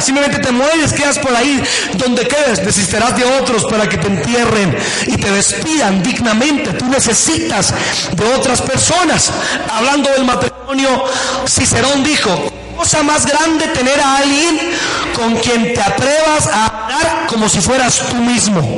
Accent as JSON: {"language": "Spanish", "town": "Buenavista", "region": "Boyacá", "country": "Colombia", "said": "en mi tierra, en Boyacá"}